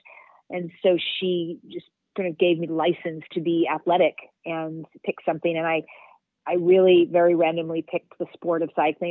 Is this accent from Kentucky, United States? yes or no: yes; Kentucky, United States; moved away as an adult; also born or lived in Philadelphia / New York City; I grew up in Kentucky. So I grew up in the South